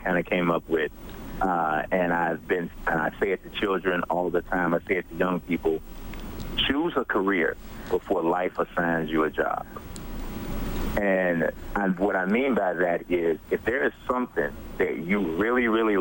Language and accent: English; Chicago, Illinois, United States; I am born and raised in Chicago